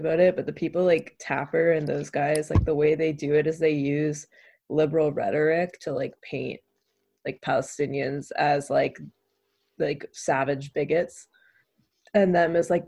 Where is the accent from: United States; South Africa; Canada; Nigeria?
Canada; as a Canadian right now